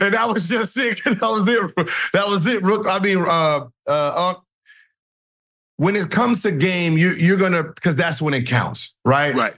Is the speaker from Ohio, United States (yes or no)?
no; California, United States; I'm from Cali